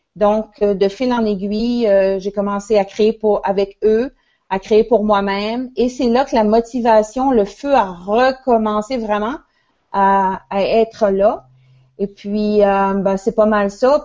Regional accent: L'Ascension-de-Patapédia, Quebec, Canada; mon village natal qui s'appelle l'Ascension, l'Ascension de Patapédia

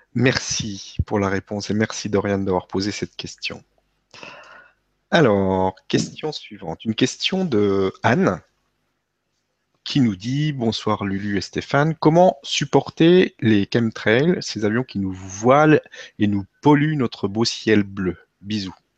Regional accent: Vosges, Grand Est, France; je viens des Vosges

